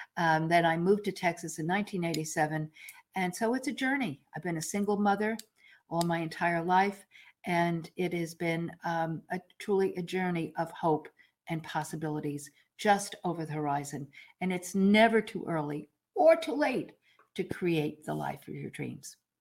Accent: New York, United States; I'm a New Yorker

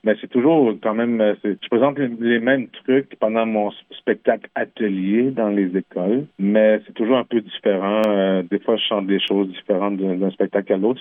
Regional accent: Quebec, Canada; first language French; j'ai grandi au Québec dans un petit village qui s'appelle Manceau. j'ai grandi dans un village québécois

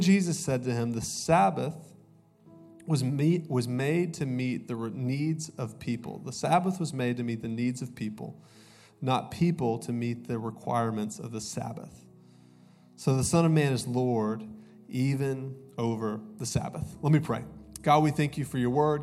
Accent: Augusta, Georgia, United States; moved away; also born or lived in Columbus, Ohio; I'm actually from Augusta, Georgia, go dogs. Uh, but I went to school in Columbus, Ohio, and uh, I moved here in 2009.

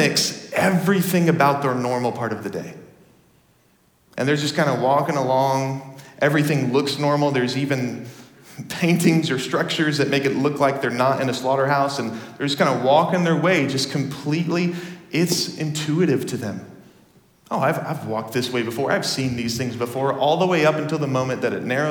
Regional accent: Dallas, Texas, United States; moved away; I grew up in Texas

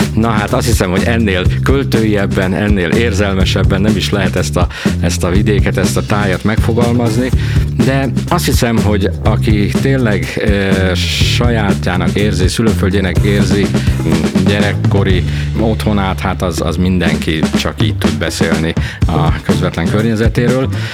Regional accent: Balaton Uplands, Káli Basin, Veszprém County, Hungary; szülőföldem, ez a táj, ez a vidék. Itt születtem, itt nőttem föl, az egész gyerekkoromat itt töltöttem, és hát az egész Káli medence, az egész Balaton felvidék

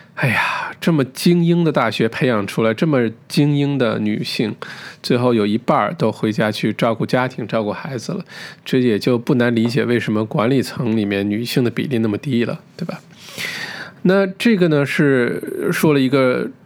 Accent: China; 我们中国人

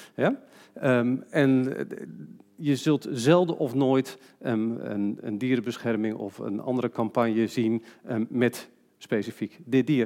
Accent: Netherlands; we als Nederlanders

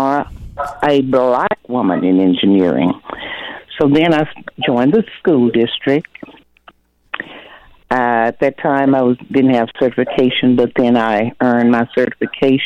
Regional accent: Texarkana, Arkansas, United States; I'm from Texarkana, born and raised here.

